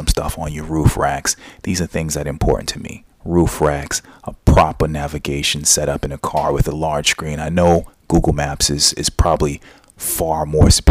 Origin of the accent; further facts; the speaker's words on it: United States; I'm American